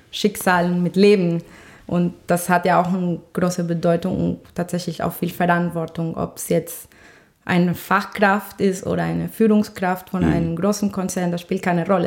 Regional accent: Colombia; German is a second language; moved away as an adult; now in Düsseldorf, Germany; Ich komme ja nämlich aus Kolumbien

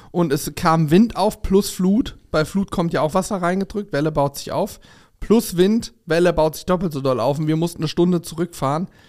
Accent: Germany; bei uns in Deutschland

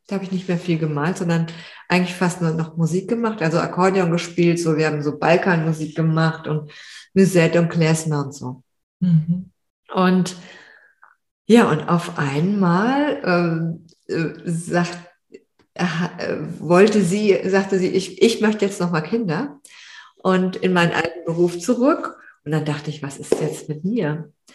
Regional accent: Frankfurt, Hesse, Germany; moved away; in Frankfurt, also wo ich aufgewachsen bin

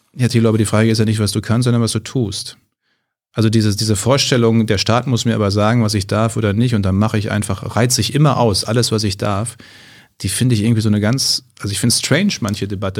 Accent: Münsterland, North Rhine-Westphalia, Germany; Ich komme ja aus dem Münsterland

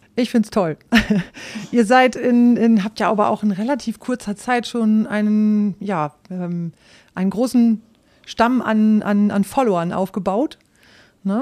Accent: Rhauderfehn, Lower Saxony, Germany; moved away as an adult; also born or lived in Osnabrück; ich stamme aus Ostfriesland

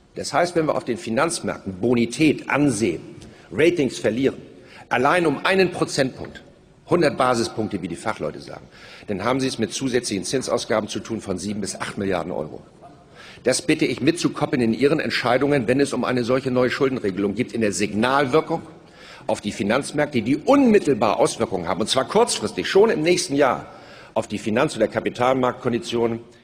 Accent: Germany; als Deutsche

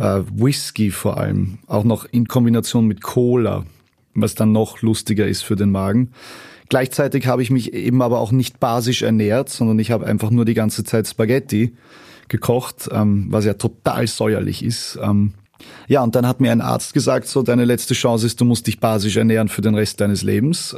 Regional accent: Vienna, Austria; born or raised there; also born or lived in Leverkusen, Germany / rural Austria

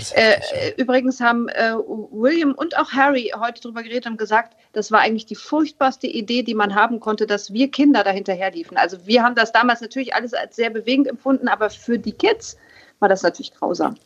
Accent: Hamburg, Germany; ein Hamburger Mädchen sitzt jetzt hier

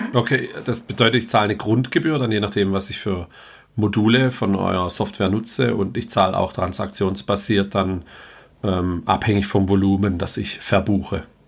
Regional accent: Heilbronn, Baden-Württemberg, Germany; komme ich selber auch aus Heilbronn

